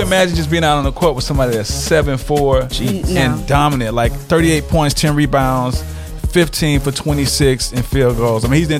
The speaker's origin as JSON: {"language": "English", "town": "Decatur", "country": "United States", "tie": "born or raised there", "said": "I'm not a big soccer head. Being born and raised in Decatur, we didn't have too many soccer fields."}